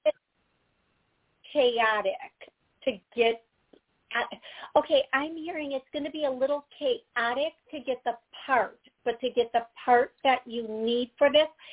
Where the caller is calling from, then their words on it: Connecticut, United States; I'm calling from Connecticut.